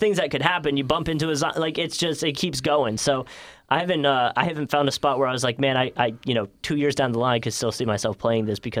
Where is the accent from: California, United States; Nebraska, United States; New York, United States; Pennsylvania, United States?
Pennsylvania, United States; Philadelphia; moved away as an adult; now in Jacksonville, United States; I grew up in Philly.